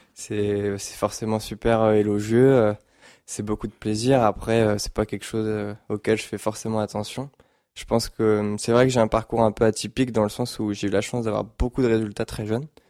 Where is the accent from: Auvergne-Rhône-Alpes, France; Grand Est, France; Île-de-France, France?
Île-de-France, France; Paris region; au début, on habitait à Paris, on a déménagé en région parisienne, ici justement